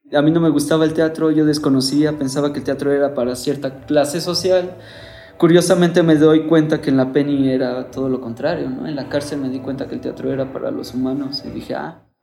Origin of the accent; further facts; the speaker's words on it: Mexico; como buen mexicano machista